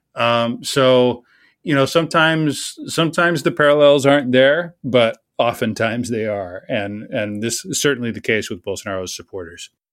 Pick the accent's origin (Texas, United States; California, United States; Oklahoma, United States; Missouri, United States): Texas, United States; As a Texan